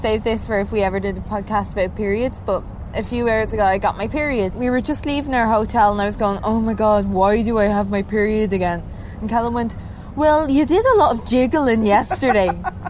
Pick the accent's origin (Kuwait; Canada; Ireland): Ireland; I'm Irish.